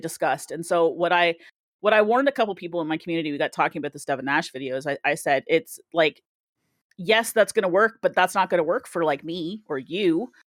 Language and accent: English; Canada; I am Canadian